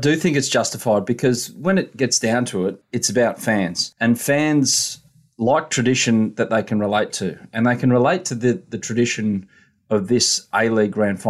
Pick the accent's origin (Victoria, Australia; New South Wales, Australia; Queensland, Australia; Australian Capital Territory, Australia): New South Wales, Australia; Sydney; I was born in Sydney. I was bred in Sydney too, but I grew up in Sydney and have lived here all my life. So, I mean, you won't find a bigger Sydney sider than me